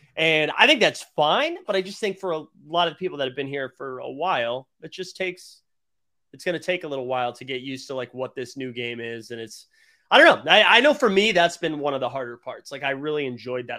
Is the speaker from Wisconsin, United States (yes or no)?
no; Boston, Massachusetts, United States; a Bostonian and a homer